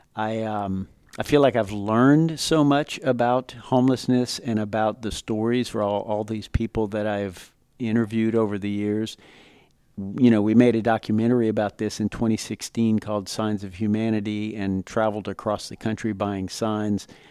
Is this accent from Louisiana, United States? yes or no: yes; Lafayette, Louisiana, United States; I grew up in Lafayette, Louisiana, part of a large Cajun family